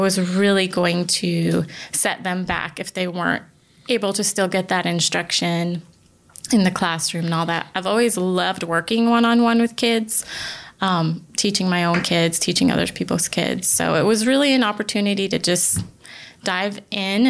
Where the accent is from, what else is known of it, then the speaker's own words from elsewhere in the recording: Connecticut, United States; now in South Carolina, United States; I'm actually originally from the Northeast. I grew up in Connecticut